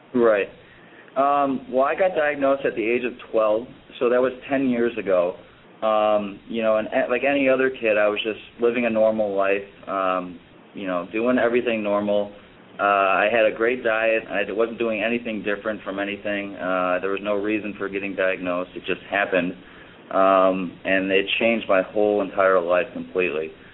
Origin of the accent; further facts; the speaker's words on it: Chicago, Illinois, United States; also born or lived in Florida; I'm originally from Chicago